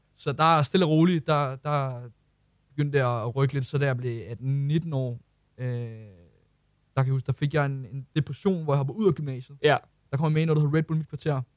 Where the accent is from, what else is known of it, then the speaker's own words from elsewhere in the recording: Ølsted, Capital Region of Denmark, Denmark; jeg kommer fra Ølsted af